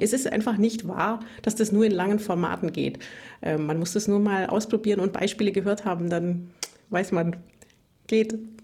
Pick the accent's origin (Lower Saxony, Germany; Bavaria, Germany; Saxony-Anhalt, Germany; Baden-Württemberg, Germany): Bavaria, Germany; Bavarian Swabia, Germany; accent: Bavarian Swabian, rolled R; moved away as an adult; now in Tübingen, Germany; ich komme aus Bayerisch-Schwaben, wie man am rollenden R vielleicht hört